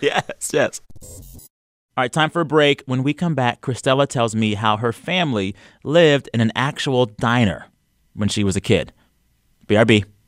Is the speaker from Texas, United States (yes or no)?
yes; San Antonio, Texas, United States; moved away; Born and raised San Antonio.